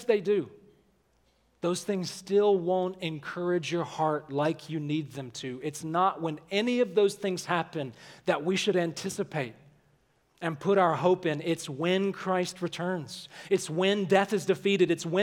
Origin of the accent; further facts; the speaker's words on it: Alabama, United States; where I grew up in Alabama